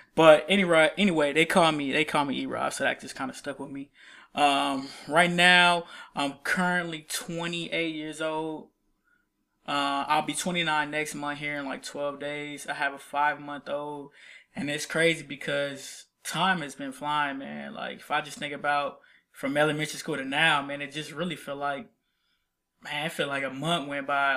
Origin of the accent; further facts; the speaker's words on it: Columbus, Ohio, United States; now in Nashville, United States; I'm from, uh, Columbus, Ohio. I lived there for about fifteen years